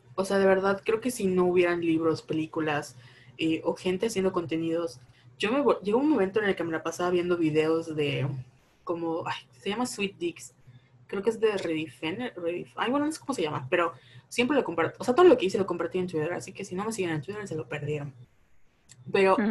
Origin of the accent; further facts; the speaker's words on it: Mérida, Yucatán, Mexico; somos de Mérida, de Yucatán